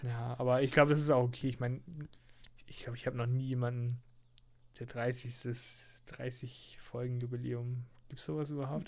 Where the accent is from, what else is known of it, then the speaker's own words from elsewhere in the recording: near Hansa-Park, Schleswig-Holstein, Germany; bei uns in der Nähe, wo ich aufgewachsen bin, gab es ja auch den Hansapark